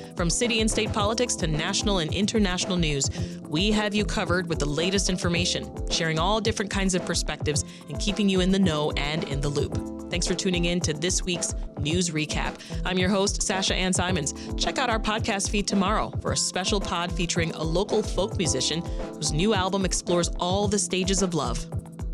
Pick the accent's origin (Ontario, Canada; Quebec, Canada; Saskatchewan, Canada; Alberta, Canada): Ontario, Canada; Toronto; now in Chicago, United States; I'm from Toronto specifically